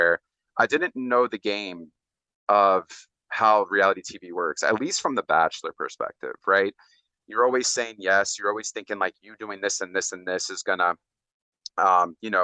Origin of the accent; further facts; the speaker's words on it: Orlando, Florida, United States; I grew up a lot in Orlando and Florida as well